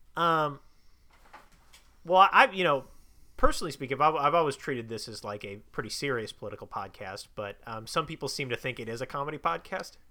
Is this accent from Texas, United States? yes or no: no; Chicago, Illinois, United States; also born or lived in Bloomington, Illinois; I'm from Chicago